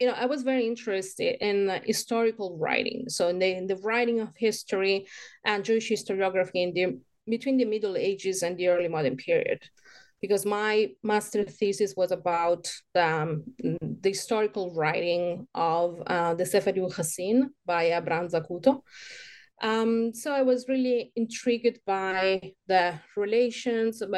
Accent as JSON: {"language": "English", "area": "near Rome", "region": "Lazio", "country": "Italy", "tie": "born or raised there", "also_born_or_lived": "Hamburg, Germany / Israel / Paris, France", "moved": "as an adult", "said": "I was born near Rome. Then I studied all my life in Italy until 25"}